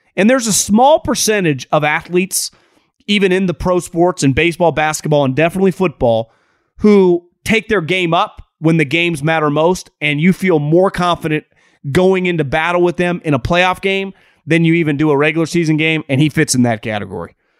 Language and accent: English; Northern California, United States; moved away as an adult; also born or lived in Philadelphia; I'm born and raised in Northern California